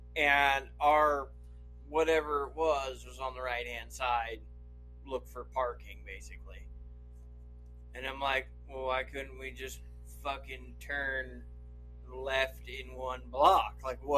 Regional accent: Idaho, United States; I'm from Idaho. All we do is pee right out the car door.

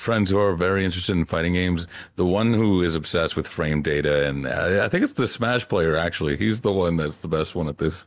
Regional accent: East Coast, United States; I'm from the East Coast

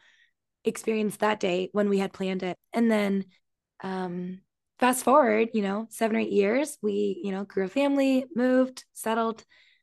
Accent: Canada; moved away as an adult; also born or lived in Virginia; now in New York City, United States; I was born and raised in Canada, very small town, grew up on a farm

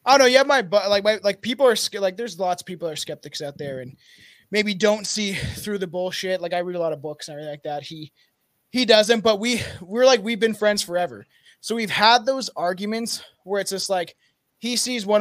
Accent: Canada; I'm from Canada

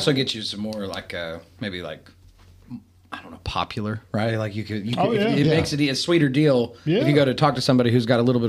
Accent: Appalachia, United States; It's good for us as Appalachian artists.

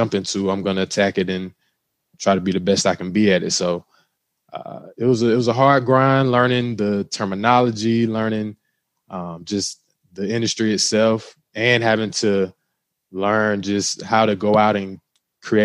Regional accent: Cordele, Georgia, United States; I'm originally from Cordell, Georgia. So shout out to Cordell, Georgia. You know where I'm originally from. Small town, not a lot going on

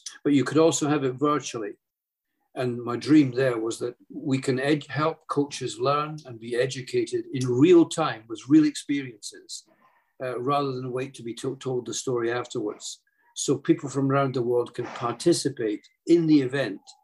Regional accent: Edinburgh, Scotland, United Kingdom; moved away as an adult; also born or lived in Oregon; in Edinburgh, my hometown

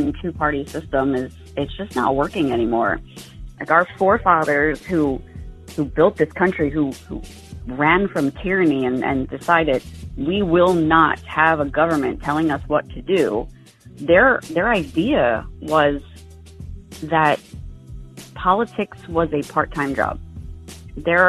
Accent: New Jersey, United States; now in Pinellas County, Florida, United States; I grew up in Jersey. I was born and raised in New Jersey.

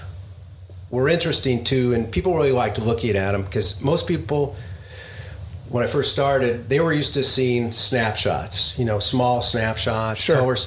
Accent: Los Angeles, California, United States; I grew up in the Valley, San Fernando Valley

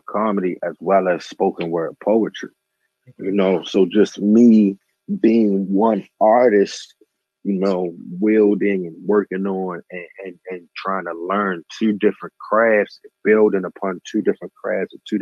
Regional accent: Baltimore, Maryland, United States; moved away as an adult; also born or lived in Randallstown / Atlanta / Las Vegas; I'm from Baltimore. I'm from East Baltimore

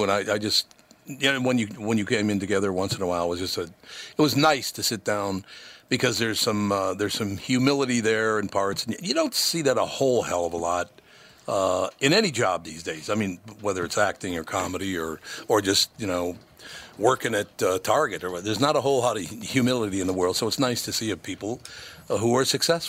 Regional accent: Minnesota, United States; And look, I was born here. I love Minnesota. I grew up in Minnesota.

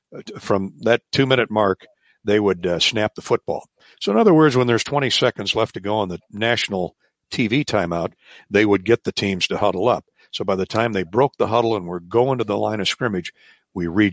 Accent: Eastern Iowa, United States; I grew up in Eastern Iowa

